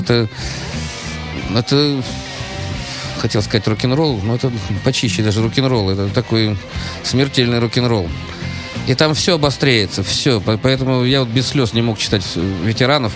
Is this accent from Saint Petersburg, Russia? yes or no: yes; Saint Petersburg, Russia; мое детство прошел на Марата 80, как раз э, Тюзовский этот самый э, парк